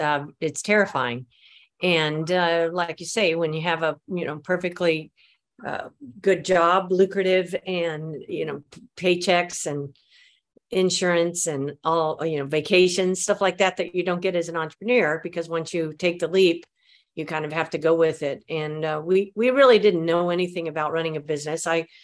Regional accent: Mobile, Alabama, United States; born there; now in San Francisco, United States; I was born in Mobile, Alabama.

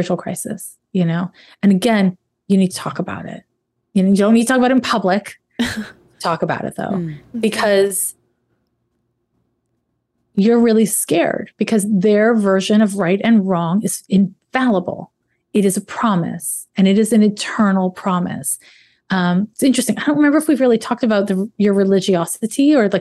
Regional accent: Canada; I'm Canadian.

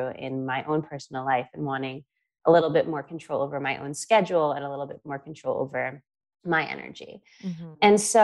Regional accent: New York, United States; moved away; I am from New York originally

